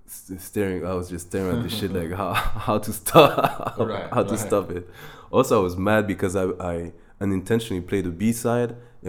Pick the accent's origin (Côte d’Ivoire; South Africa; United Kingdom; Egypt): Côte d’Ivoire; growing up in the Ivory Coast. I mean, that's where I've seen the most.